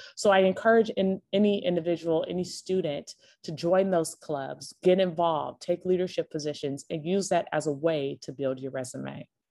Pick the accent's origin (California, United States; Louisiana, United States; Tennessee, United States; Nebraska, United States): California, United States; Los Angeles; moved away as an adult; also born or lived in New York; I was born and raised in Los Angeles, California